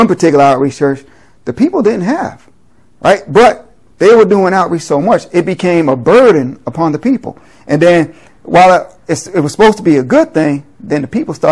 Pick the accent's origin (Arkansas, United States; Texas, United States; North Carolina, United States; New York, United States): New York, United States; New York City; growing up in New York City